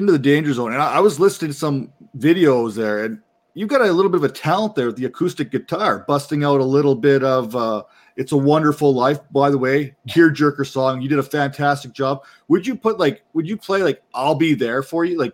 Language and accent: English; Canada; I'm Canadian